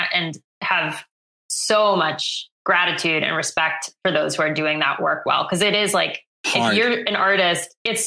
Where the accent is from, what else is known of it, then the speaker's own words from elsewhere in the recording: Worcester, Massachusetts, United States; I grew up in Worcester, Mass